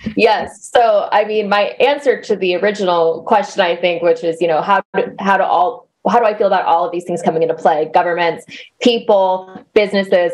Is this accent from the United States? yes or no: yes; United States; moved away; also born or lived in Arkansas / Texas; So I grew up in Arkansas and Texas